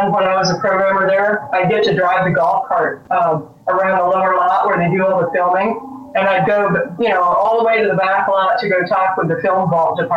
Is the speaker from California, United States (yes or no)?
yes; California, United States; now in Florida, United States; I'm from California.